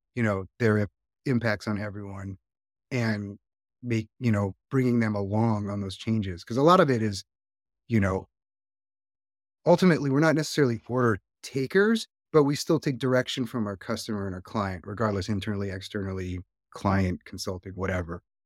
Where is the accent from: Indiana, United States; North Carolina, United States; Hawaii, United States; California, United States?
Hawaii, United States; also born or lived in Northeast US; now in Northeast, United States; I live in the Northeast right now, so it's not exactly the warmest time of the year, and I am from Hawaii